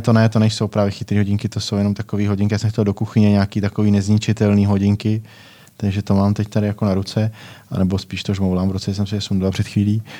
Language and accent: Czech; Nové Strašecí, Central Bohemian Region, Czechia; Jsme hráli jako první, eh, krajskou A třídu tam u nás v Novém Strašecí